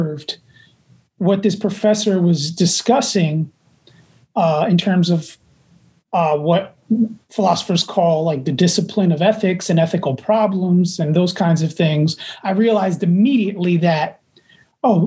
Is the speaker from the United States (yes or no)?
yes; New York City, New York, United States; also born or lived in Manhattan; I was born in Manhattan, I was primarily raised in Jackson Heights, Queens